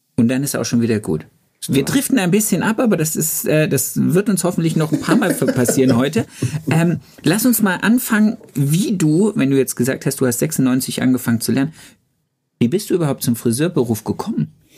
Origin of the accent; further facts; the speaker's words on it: the East, East Germany, Germany; bei uns im Osten